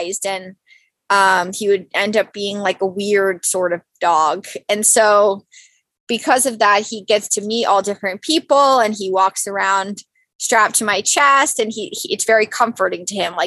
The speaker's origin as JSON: {"language": "English", "area": "Westchester County", "region": "New York", "country": "United States", "tie": "born or raised there", "said": "Born and raised in New York."}